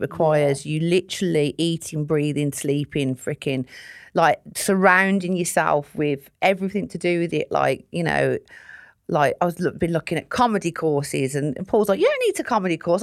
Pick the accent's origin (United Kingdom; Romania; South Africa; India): United Kingdom; Sutton Coldfield, West Midlands; I grew up in a place called Sutton Coalfield, which is a nice part of Birmingham